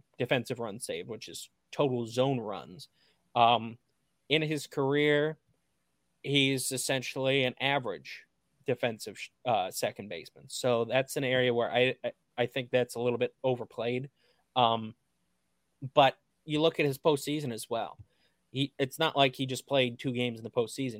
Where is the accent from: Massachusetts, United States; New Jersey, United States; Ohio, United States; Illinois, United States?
Ohio, United States; Cleveland media market; growing up in the Cleveland media market, growing up a fan of the then named Cleveland Indians